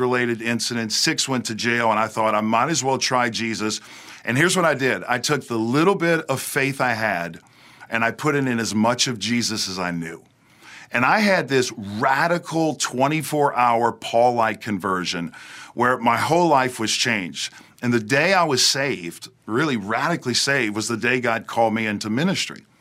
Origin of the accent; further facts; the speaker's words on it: outside New Orleans, South Louisiana, United States; now in Hendersonville, United States; I was raised in South Louisiana, right outside of New Orleans